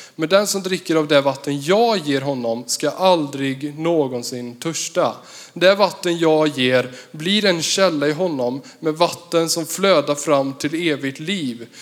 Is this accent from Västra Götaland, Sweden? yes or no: yes; Vartofta/Värsås, Västra Götaland, Sweden; jag kommer ifrån Versås. det ligger ehm, 15-17 kilometer mot Jo.